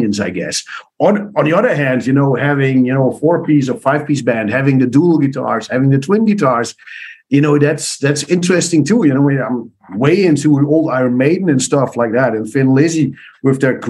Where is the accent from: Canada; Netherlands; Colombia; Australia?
Netherlands; east part of the Netherlands, eastern Netherlands; first language Dutch; English is a second language; my roots are the east part of the Netherlands, which is more a farmer area